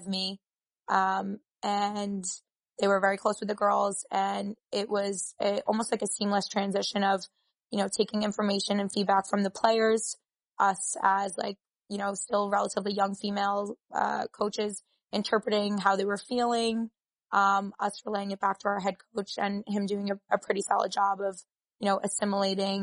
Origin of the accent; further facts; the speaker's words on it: New York City, New York, United States; the College of Staten Island, which is my hometown